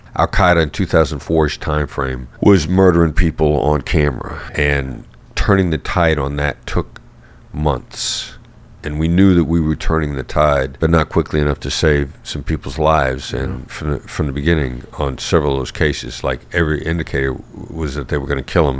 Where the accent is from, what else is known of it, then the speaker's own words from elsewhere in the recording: Iowa, United States; I grew up in Iowa, small town Iowa boy